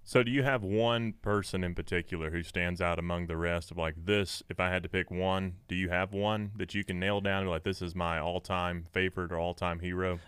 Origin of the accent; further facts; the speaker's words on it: West Tennessee, United States; I grew up in West Tennessee